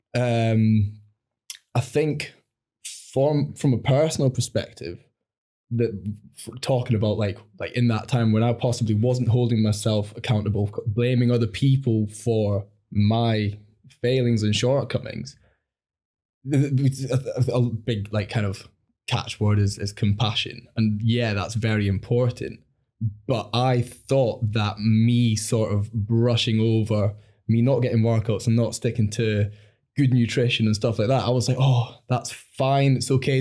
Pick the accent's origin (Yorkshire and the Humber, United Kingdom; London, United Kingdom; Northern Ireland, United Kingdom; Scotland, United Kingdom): Scotland, United Kingdom; Langholm; moved away; also born or lived in England / Newcastle; I was brought up in the Borders